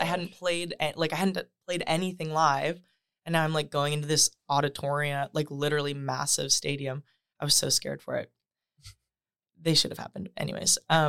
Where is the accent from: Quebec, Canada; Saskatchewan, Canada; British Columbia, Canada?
Saskatchewan, Canada; Saskatoon; I'm from Saskatoon, Saskatchewan.